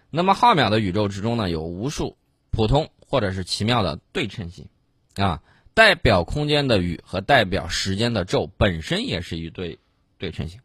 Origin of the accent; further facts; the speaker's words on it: Yellow River Flooded Area, China; 当年在黄泛区盐碱地特别多 ，我老家那个地方，就特别多的盐碱啊